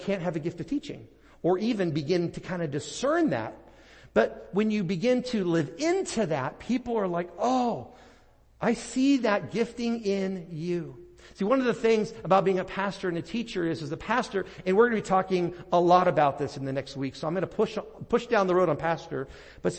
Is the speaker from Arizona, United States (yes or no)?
no; Portland, Oregon, United States; moved away; my hometown of Portland, Oregon. I pastored up there for 8 years